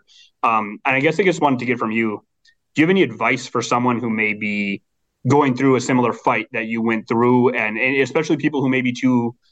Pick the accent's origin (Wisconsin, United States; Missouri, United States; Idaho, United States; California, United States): Wisconsin, United States; Milwaukee; also born or lived in Cleveland; I've also lived in Cleveland and I grew up in Milwaukee.